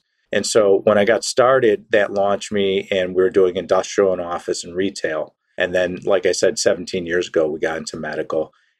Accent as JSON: {"language": "English", "town": "Chicago", "region": "Illinois", "country": "United States", "tie": "born or raised there", "also_born_or_lived": "Newport Beach, California", "said": "I'm originally born and raised in the Chicago area. That's my hometown, and that's where I sit today. I live out in the West Coast."}